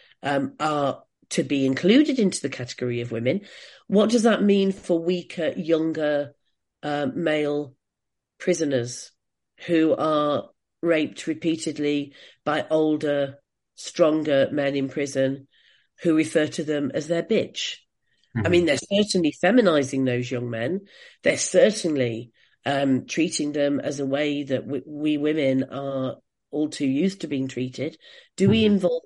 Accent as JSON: {"language": "English", "country": "United Kingdom", "said": "as British feminists"}